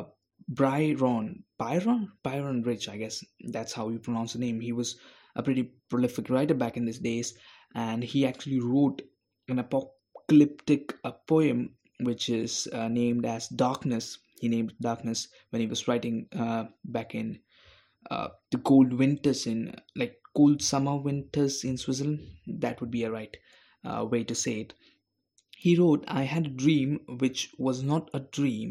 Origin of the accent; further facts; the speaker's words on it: India; I'm a guy of color. I'm from India